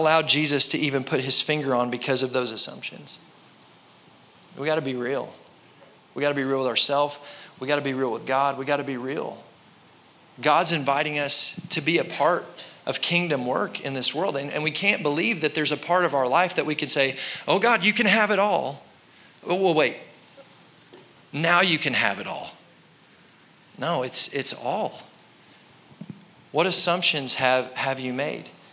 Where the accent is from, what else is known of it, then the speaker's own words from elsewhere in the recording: United States; American Christians